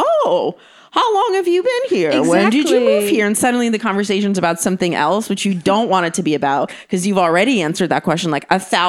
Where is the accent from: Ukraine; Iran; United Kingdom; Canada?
Ukraine; first language Russian; English is a second language; Yeah, I moved here from Ukraine. So English is my third language. It was like Russian, Ukrainian, then English.